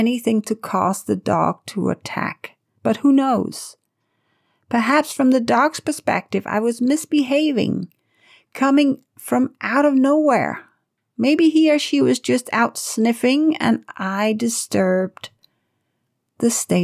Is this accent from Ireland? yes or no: no; Denmark; moved away; This was in my home country of Denmark, where it's absolutely normal for kids to walk themselves or ride a bike to school